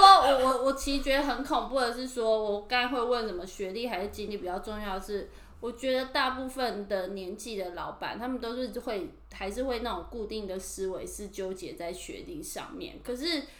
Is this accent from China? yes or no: no; Taiwan; moved away as an adult; now in Tokyo, Japan; 我们台湾人